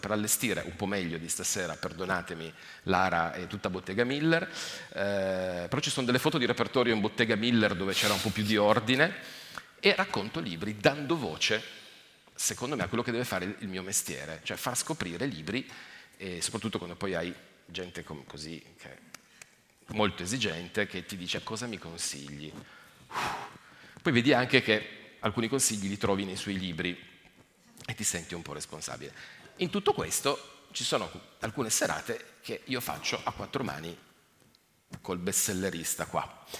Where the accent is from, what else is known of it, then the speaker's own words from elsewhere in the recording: Turin, Piedmont, Italy; also born or lived in Asti; now in Monferrato, Italy; sono di Torino